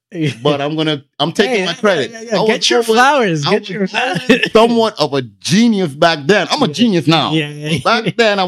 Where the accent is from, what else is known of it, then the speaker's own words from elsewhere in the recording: Toronto, Ontario, Canada; I'm from Toronto.